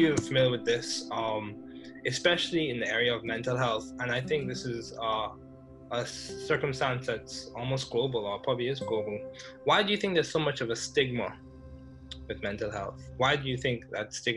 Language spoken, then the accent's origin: English; Bahamas; I grew up in the Bahamas, so agriculture played a large role.